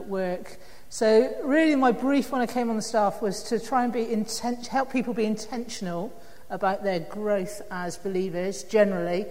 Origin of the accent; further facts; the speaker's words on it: Bristol, South West England, United Kingdom; accent: West Country; now in Leamington Spa, United Kingdom; I'm a West Country girl, so I grew up in Bristol.